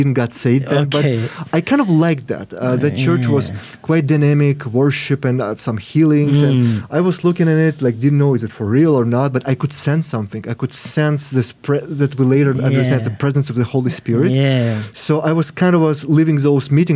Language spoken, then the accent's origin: English; Kyiv, Ukraine; moved away as an adult; also born or lived in Israel; now in Canada; Kiev, to my hometown